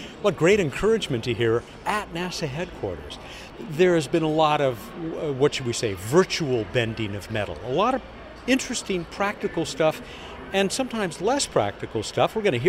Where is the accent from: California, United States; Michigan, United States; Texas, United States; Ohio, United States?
California, United States; San Diego; my hometown of San Diego